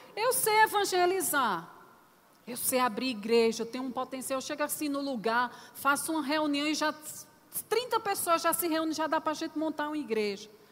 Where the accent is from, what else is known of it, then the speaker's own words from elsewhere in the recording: Northeast Region, Brazil; eu sou nordestina para os visitantes, né? Então tem algumas palavrinhas que a gente usa que é um pouco diferente.